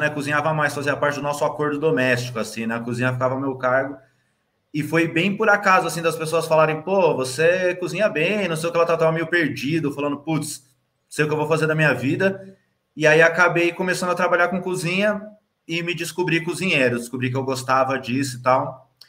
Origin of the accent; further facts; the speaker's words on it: São Paulo, Brazil; eu nasci ali no Santa Catarina e aí morei em Interlagos, depois no Capão Redondo pelo resto da vida